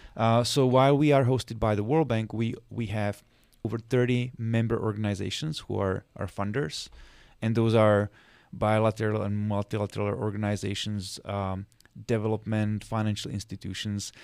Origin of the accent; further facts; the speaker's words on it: Czechia; moved away as an adult; now in Washington, D.C., United States; I'm originally from Czech Republic. That's where I was born, where I grew up.